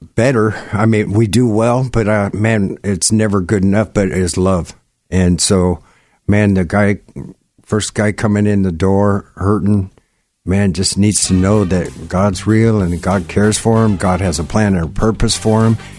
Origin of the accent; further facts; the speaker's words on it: Gig Harbor, Washington, United States; I grew up in Gig Harbor